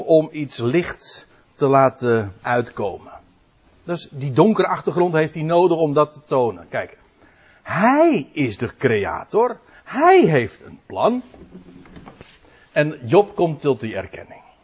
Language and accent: Dutch; Netherlands; als Nederlanders